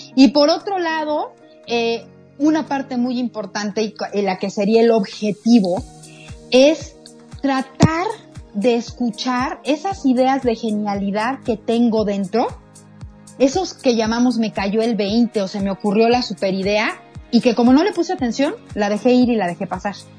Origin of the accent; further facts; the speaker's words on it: Mexico; como mexicanos